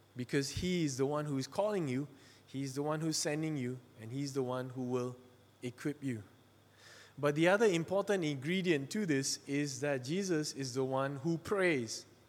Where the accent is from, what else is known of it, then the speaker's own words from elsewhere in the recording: Malaysia; I'm from Malaysia. I'm a Chinese from Malaysia